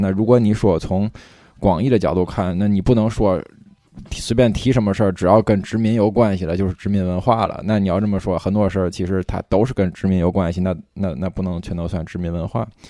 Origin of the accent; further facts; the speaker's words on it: Tianjin, China; 我们天津人